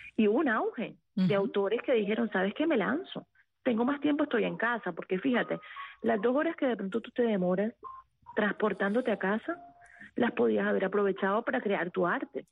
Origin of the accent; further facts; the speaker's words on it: Cartagena, Bolívar, Colombia; Yo soy costeña, yo soy de Cartagena, Colombia